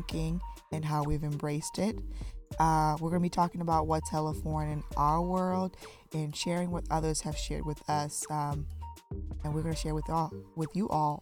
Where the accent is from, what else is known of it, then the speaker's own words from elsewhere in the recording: Zimbabwe; moved away; I'm from Zimbabwe